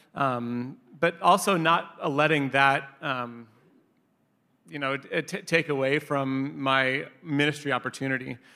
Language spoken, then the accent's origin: English; Long Beach, California, United States; also born or lived in Inglewood / Orange County; I was born in Inglewood and then grew up in Long Beach, uh, where I spent most of my childhood